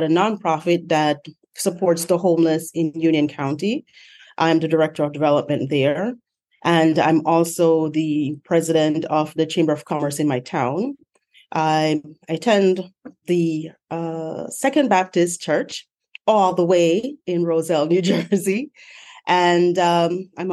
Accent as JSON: {"language": "English", "town": "Montego Bay", "region": "Saint James", "country": "Jamaica", "moved": "as an adult", "lives_now": "United States", "said": "I'm from Montego Bay, Jamaica"}